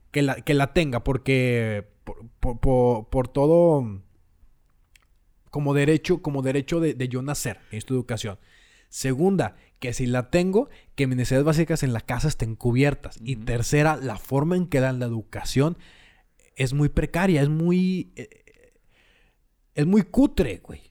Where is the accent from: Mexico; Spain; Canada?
Mexico; todos somos mexicanos